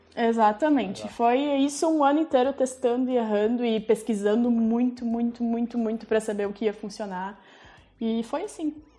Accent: Farroupilha, Rio Grande do Sul, Brazil; also born or lived in Cerro Largo; Eu nasci em Cerro Largo, que é na região das Missões, no interior, mas eu vim para cá com um ano de idade, então eu sou mais farroupilhense do que qualquer outra coisa

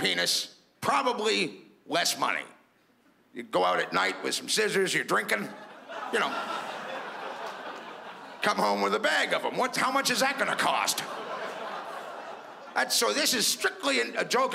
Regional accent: Toronto, Ontario, Canada; I'm from Toronto

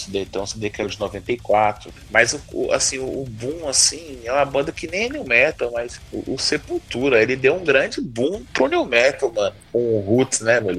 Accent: Brasília, Federal District, Brazil; Eu sou de Brasília

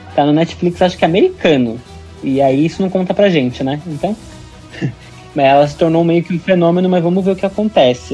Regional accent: Brazil; a gente como brasileiro

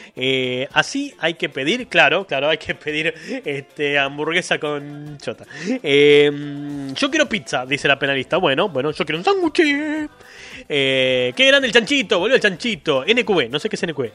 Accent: Argentina; somos así los argentinos.

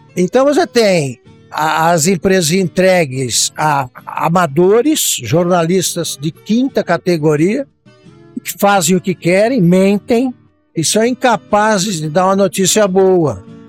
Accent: interior of São Paulo, Brazil; eu sou de uma cidade do interior de São Paulo

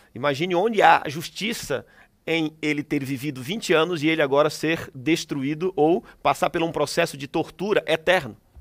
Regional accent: Northeast Region, Brazil; born or raised there; moved away

